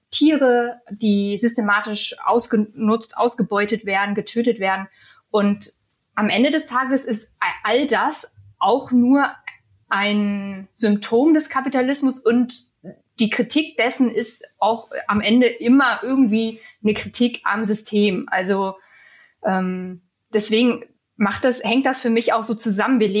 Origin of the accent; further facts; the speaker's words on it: East Germany, Germany; dieses Vorurteil habe ich als Ossi im Westen auch sehr zu spüren bekommen